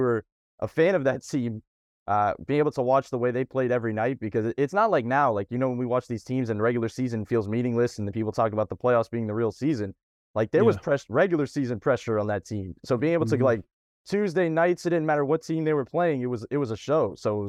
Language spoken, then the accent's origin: English; Fort Lauderdale, Florida, United States; Well, actually, I'm a liar. I'm from Fort Lauderdale, but we just categorize everything as Miami for everybody else